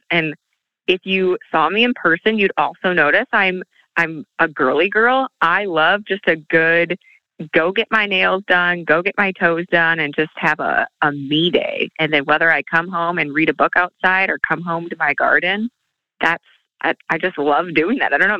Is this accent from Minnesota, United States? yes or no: yes; southern Minnesota, United States; came back in my hometown and worked in a beautiful salon